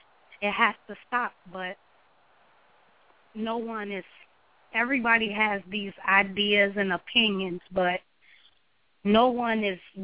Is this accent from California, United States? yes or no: no; Chicago, Illinois, United States; now in Burlington, United States; Right now I'm residing in Burlington, Iowa, but I'm originally from Chicago.